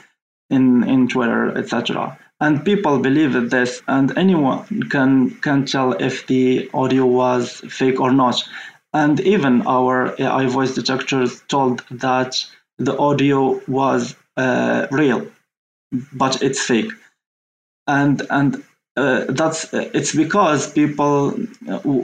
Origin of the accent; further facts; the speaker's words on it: Morocco; I'm from Morocco